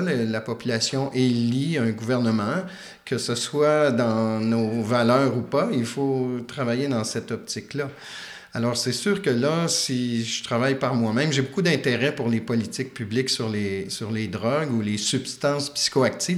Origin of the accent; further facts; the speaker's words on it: Quebec, Canada; also born or lived in Switzerland; le fait d'être québécois